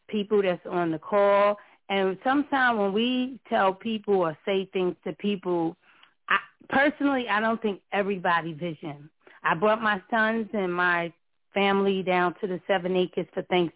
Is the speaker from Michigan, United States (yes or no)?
no; New York, United States; I was born and raised in New York